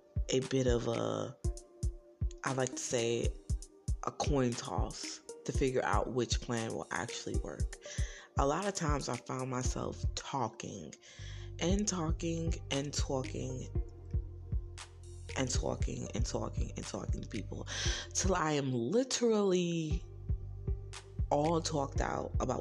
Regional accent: New Jersey, United States; some people just naturally call me … because I am from New Jersey.

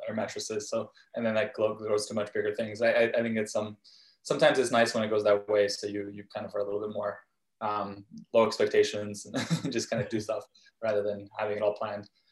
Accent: Vancouver, British Columbia, Canada; also born or lived in Krasnoyarsk, Russia / Israel; we moved again to, to Vancouver, uh, Canada, when I was five. And, and uh, when I got here, where I, where I live now, um, Vancouver, um, really from a young age

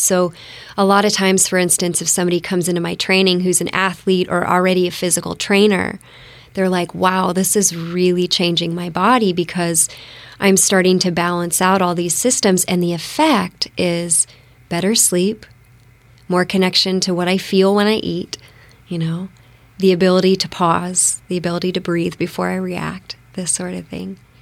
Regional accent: Bellevue, Washington, United States; moved away as an adult; also born or lived in Phoenix, Arizona / East Maui, Hawaii / Peru; now in Bainbridge Island, United States; I grew up in Bellevue, um, Bellevue Redmond border when it was, like, a lot of horse ranches

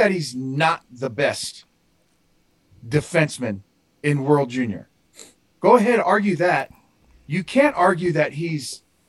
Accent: United States; I'm an American.

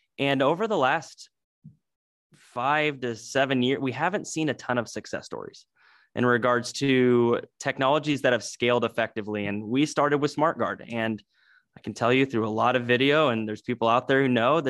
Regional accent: Oskaloosa, Iowa, United States; also born or lived in Kinston, North Carolina; I was born in Kinston, North Carolina, although my family is traditionally from the Midwest. My dad was working for J.C. Howard, so he went over there in the 90s for that opportunity, and we moved back to Iowa. So I was in Southeast Iowa over in Oskaloosa, Pella area.

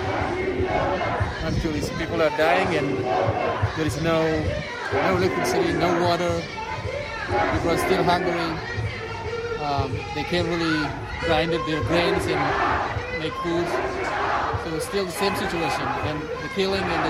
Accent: Tigray, Ethiopia; moved away as an adult; now in United States; the region I was raised from the country that I am familiar

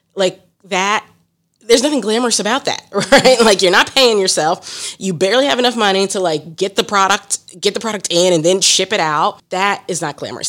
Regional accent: Columbus, Ohio, United States; now in Philadelphia, United States; My hometown is Columbus, Ohio, and now I live in Philadelphia.

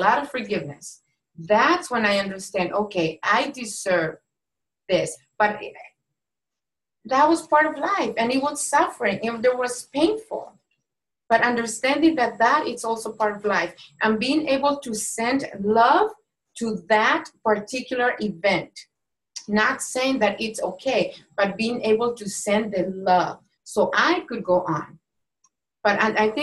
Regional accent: Mexico; moved away; I was born and raised in Mexico

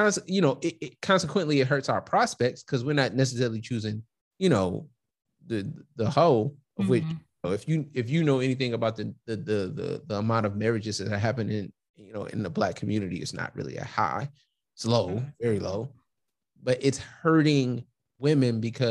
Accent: Detroit, Michigan, United States; Like, maybe I move, but I'm from Detroit. I'm from the West Side

